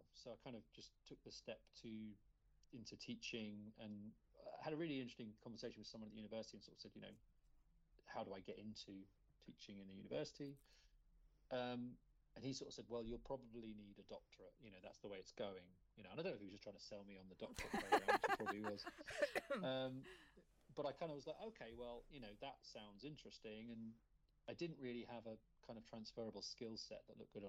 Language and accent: English; Luton, East of England, United Kingdom; I'm from Luton, and when I doing my undergrad, kind of just started making films with a friend I'd met at college in Luton